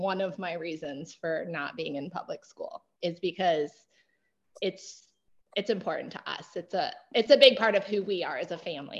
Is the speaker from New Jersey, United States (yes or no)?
no; Minnesota, United States; Minnesota. And I did go to public school.